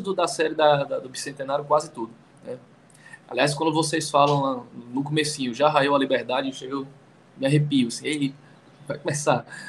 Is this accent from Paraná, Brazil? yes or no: no; Fortaleza, Ceará, Brazil; moved away; Eu sou de Fortaleza, é, no Ceará, e, e, e é uma cidade muito indígena